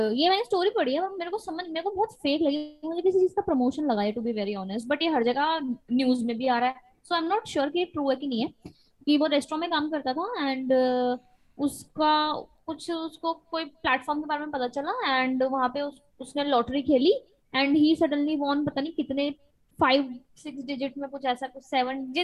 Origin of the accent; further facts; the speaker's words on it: India; हम लोग वैसे भी हिंदुस्तान में पले बड़े